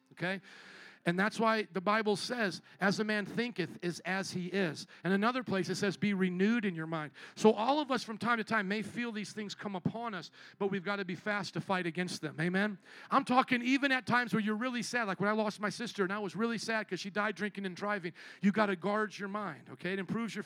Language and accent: English; Indiana, United States; moved away as an adult; also born or lived in New Orleans; I was from the Midwest, Indiana.